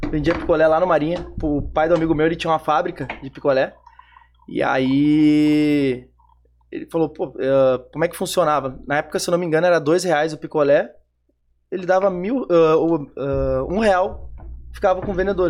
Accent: Porto Alegre, Rio Grande do Sul, Brazil; eu sou de Porto Alegre, sou da Zona Sul de Porto Alegre

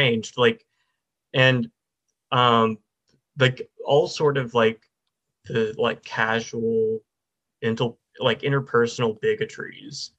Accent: the South, United States; also born or lived in Florida; we're both like from the South. And I mean, I grew up like in a more sort of rural area

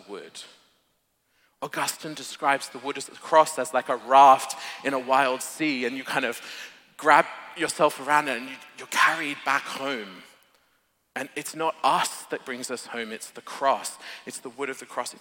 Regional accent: Australia; moved away; I'm an Aussie

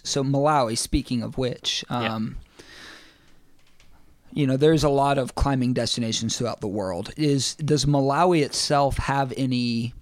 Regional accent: East Tennessee, United States; growing up in East Tennessee and being a part of that climbing community.

